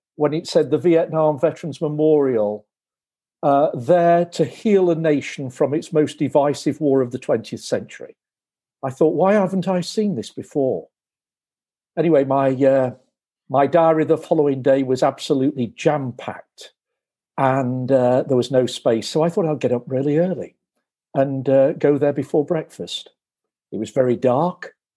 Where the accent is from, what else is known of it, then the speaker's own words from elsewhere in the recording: United Kingdom; I am a Brit. I was born in 1958